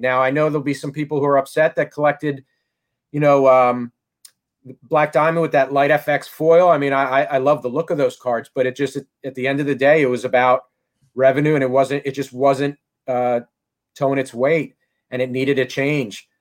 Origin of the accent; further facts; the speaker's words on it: Philadelphia, Pennsylvania, United States; I'm from Philly. I, am I'm, I'm I'm talking to you from Philly